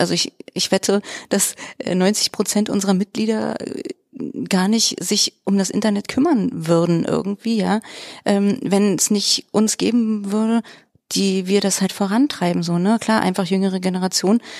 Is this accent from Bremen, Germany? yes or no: no; Treuenbrietzen, Brandenburg, Germany; moved away as an adult; also born or lived in Weimar; mein Mann und ich, wir kommen eigentlich aus Träumbrizen und Umgebung